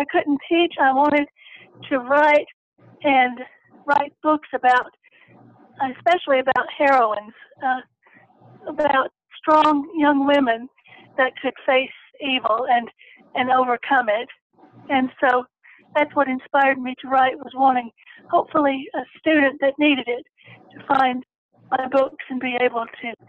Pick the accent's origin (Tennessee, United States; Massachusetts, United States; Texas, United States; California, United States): Tennessee, United States; I began attending the Tennessee School for the Blind when I was six. And after my elementary and high school career, I went to Middle Tennessee State University in Murfreesboro